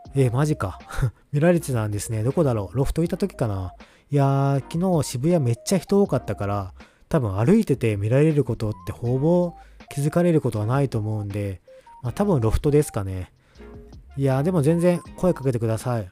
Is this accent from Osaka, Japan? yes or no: no; Kyoto, Japan; also born or lived in Aichi; now in Kanto, Japan; 関西住んでたので、三重県、和歌山、奈良、滋賀、まあ京都出身です